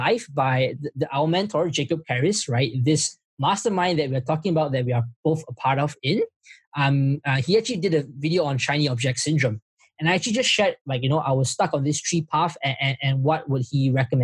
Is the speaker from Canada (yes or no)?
no; Malaysia; now in Singapore; I'm from Malaysia, but I'm working in Singapore.